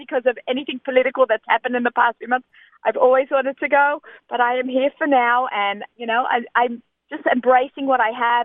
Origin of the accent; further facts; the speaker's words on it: Australia; moved away as an adult; now in United States; in the 1970s and 80s, when I was growing up in Australia